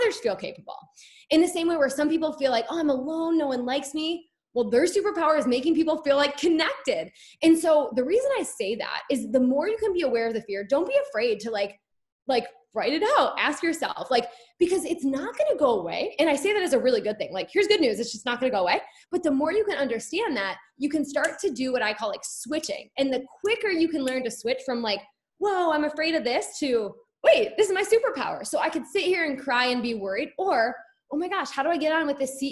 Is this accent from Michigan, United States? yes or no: yes; Rochester, Michigan, United States; I'm from Rochester, but went to Avondale.